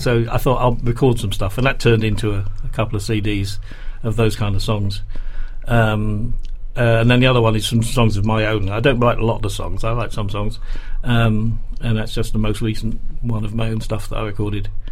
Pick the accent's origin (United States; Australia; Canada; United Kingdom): United Kingdom; Shrewsbury, West Midlands; moved away; I grew, I grew up in Shrewsbury